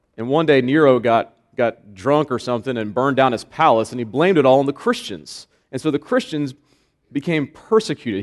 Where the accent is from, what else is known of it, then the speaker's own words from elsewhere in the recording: Florida, United States; moved away as an adult; I am a Floridian. I was born in Florida, third generation Floridian, which is extremely rare, by the way. Uh, I lived there for 27 years.